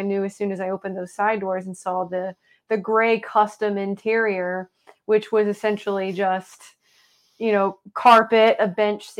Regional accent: Indiana, United States; And I'm from Southern Indiana, and you know, kind of that whole region is right across the river from Louisville, Kentucky.

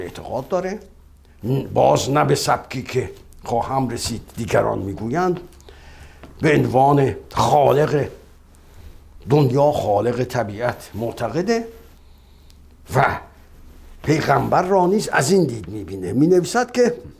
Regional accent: Iran

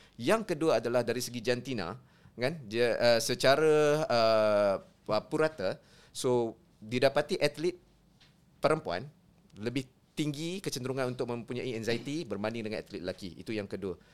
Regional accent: Kedah, Malaysia; saya orang Kedah lah kan. Hmm. Saya orang Kedah

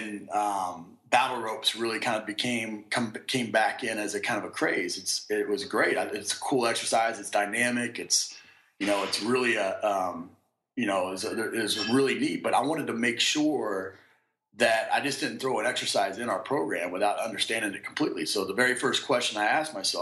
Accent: Kansas City, United States; I grew up in Kansas City

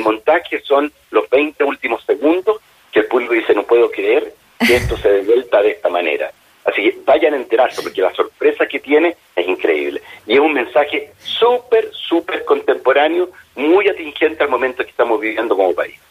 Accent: Chile; nosotros como chilenos

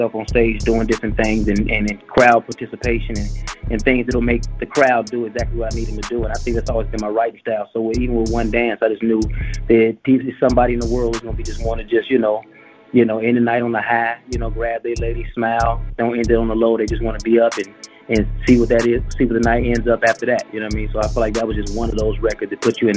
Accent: Chicago, Illinois, United States; I'm from Chicago

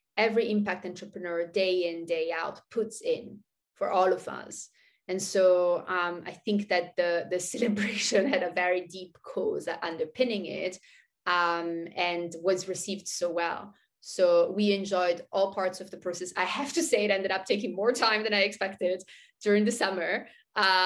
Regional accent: Switzerland; also born or lived in Thailand; now in San Francisco Bay Area, United States; I grew up in Switzerland

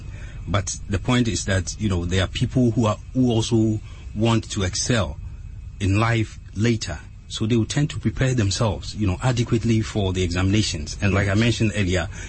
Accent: Ghana; now in Accra, Ghana; I was born in Accra here at Abu Sukhain, but then my dad and my mom separated very early. So I was living with my mom in Accra here, and she said that, you know, she couldn't raise a boy in Accra here. So she sent me to my grandmom in our hometown, that's Kobe Piasi. And that's where I started my schooling.

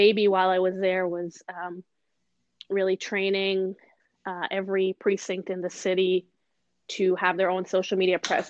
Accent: Israel; moved away as an adult; also born or lived in Los Angeles / Boston; now in New York, United States; I was born and raised in Israel

